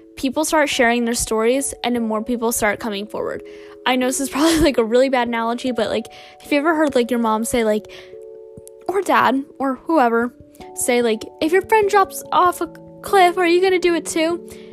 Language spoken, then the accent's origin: English; United States; as an American